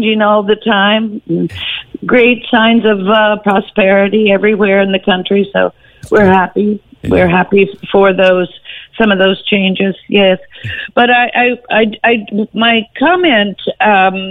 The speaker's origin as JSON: {"language": "English", "country": "United States", "said": "I'm an American"}